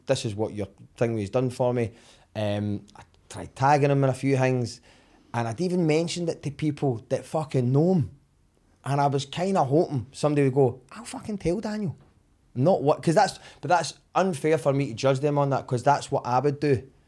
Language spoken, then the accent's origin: English; Summerston, Scotland, United Kingdom; I grew up in Somerset